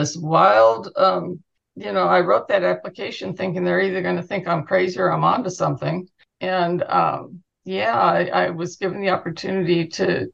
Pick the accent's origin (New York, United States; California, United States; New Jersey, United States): California, United States; Southern; also born or lived in Huntington Beach; as a kid growing up in Southern California